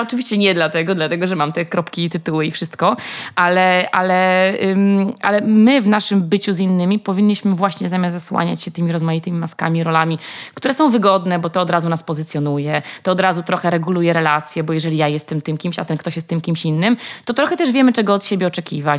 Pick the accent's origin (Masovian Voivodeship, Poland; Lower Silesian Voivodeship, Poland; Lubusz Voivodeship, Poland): Masovian Voivodeship, Poland; Warsaw; skąd jestem, że z Warszawy